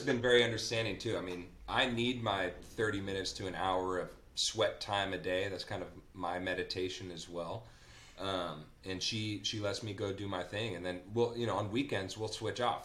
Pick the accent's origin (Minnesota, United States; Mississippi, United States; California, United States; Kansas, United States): California, United States; Napa; when I was growing up in Napa, I grew up with my grandpa